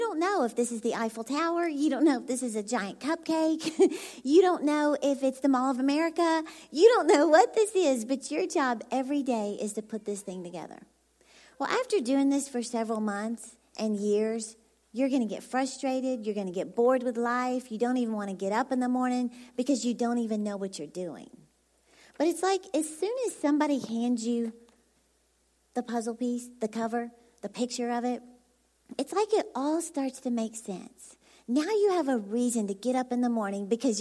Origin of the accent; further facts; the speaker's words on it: Dallas, Texas, United States; I'm from Dallas, and it's a little bit warmer there